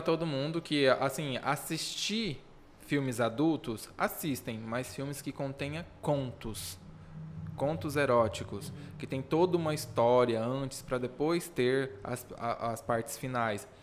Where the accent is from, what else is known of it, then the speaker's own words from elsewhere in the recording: Rondonópolis, Mato Grosso, Brazil; also born or lived in Costa Marques, Rondônia; eu só nasci em Rondônia, eu fui adotado com seis meses de vida